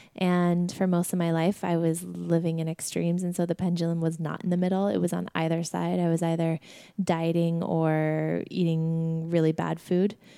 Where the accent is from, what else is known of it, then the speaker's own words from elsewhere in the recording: Sedona, Arizona, United States; moved away as an adult; also born or lived in New York; We grew up in Sedona, Arizona